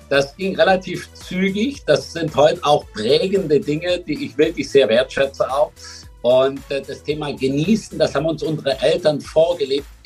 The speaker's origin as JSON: {"language": "German", "region": "Baden-Württemberg", "country": "Germany", "said": "ich komme aus dem Schwarzwald und da gibt es einige ganz wenige Stellen, äh, die man da besetzen kann als Glasbläser."}